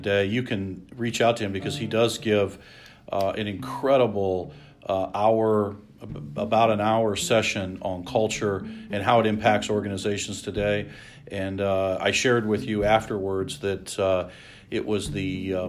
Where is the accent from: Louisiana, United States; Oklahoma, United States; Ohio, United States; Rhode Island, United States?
Ohio, United States; Lima; I always thought I knew every single person in Lima, you know, growing up in Lima